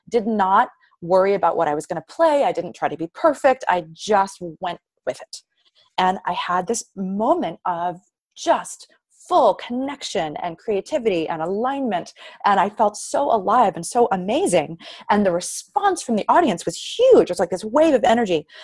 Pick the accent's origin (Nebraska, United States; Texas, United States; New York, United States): New York, United States; Queens; You know, I'm, I'm from Queens.